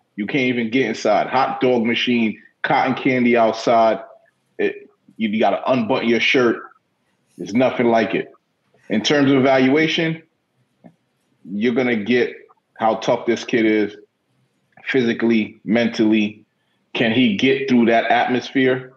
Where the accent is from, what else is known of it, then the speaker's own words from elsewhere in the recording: New York City, New York, United States; also born or lived in Cornwall on Hudson, New York; I'm from Queens